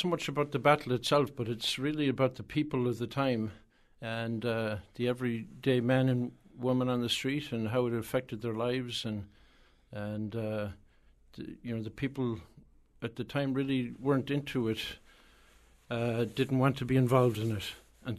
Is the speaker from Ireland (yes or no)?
yes; Ireland; now in New Haven, United States; Well, I was born here in New Haven and as a young child then went back to Ireland and came back then about 29 years ago.